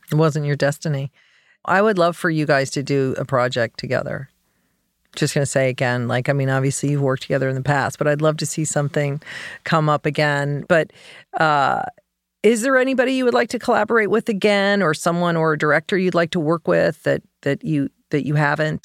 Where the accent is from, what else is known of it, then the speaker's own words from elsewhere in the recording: Colorado, United States; I grew up in Colorado